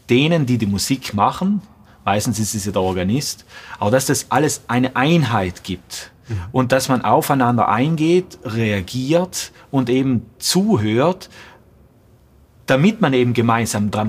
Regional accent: Trentino-Alto Adige, Italy; Ich glaube, erst das war zwölf Jahre und zu dieser Zeit war ich auch bei uns in Südtirol im Jugendchor

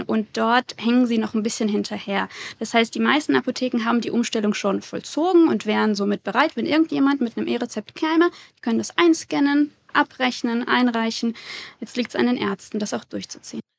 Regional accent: Würzburg, Bavaria, Germany; Ich komme aus Würzburg, habe dort studiert und promoviert

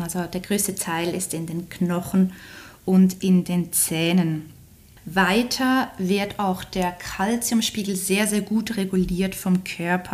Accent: Switzerland; accent: Swiss; wie man hört, wahrscheinlich komme ich aus der Schweiz.

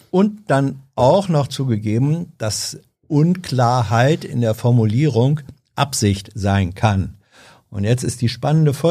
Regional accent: Berlin, Germany; Berliner, ich weiß ja immer gar nicht, wo was ist.

